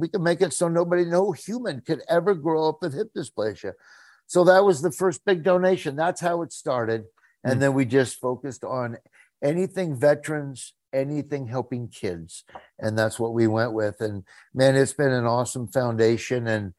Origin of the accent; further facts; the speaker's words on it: Nebraska, United States; also born or lived in Florida; because I lived in Florida. I moved from Nebraska to Florida.